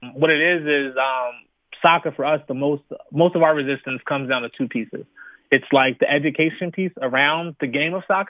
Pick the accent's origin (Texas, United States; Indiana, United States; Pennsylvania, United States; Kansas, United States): Pennsylvania, United States; Philadelphia; as the pastor mentioned. Born and raised in Philadelphia. Attended high school at St. Joseph's Prep. Attended college at St. Joseph's University.